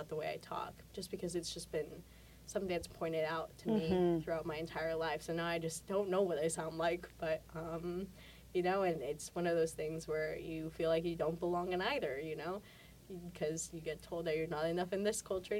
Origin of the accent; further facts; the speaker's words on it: Mexico; also born or lived in El Paso, Texas; I was born in El Paso, Texas. I didn't live there for very long. My family moved us back to Mexico when I was pretty young, because that's where my grandparents were.